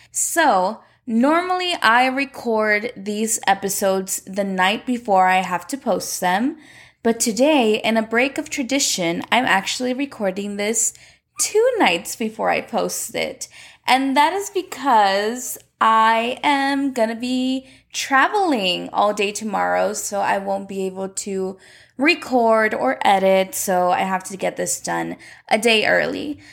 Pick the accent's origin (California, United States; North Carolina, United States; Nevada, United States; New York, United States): Nevada, United States; Las Vegas; my hometown of Las Vegas